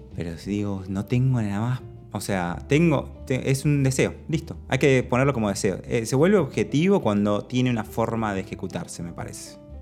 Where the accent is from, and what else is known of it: Argentina